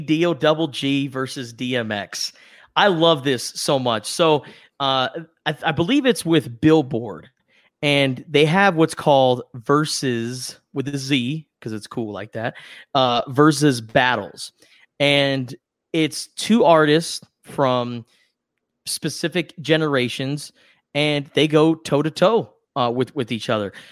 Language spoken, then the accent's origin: English; West Coast, United States; we grew up on the West Coast